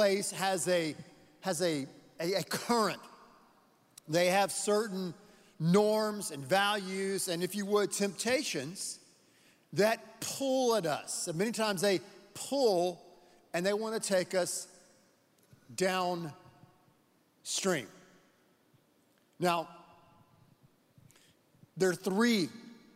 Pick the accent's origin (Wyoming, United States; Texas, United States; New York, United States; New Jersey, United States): Texas, United States; we're from Texas.